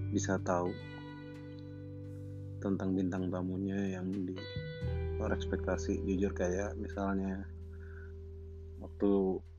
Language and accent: Indonesian; Jakarta, Indonesia; terus gue besar di Jakarta nggak pernah ke Palembang pulang kampungnya selalu ke Jawa